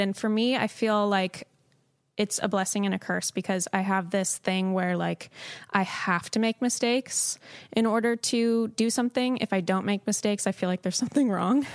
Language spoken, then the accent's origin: English; Southern California, United States; moved away as an adult; also born or lived in Chicago; I'm from Southern California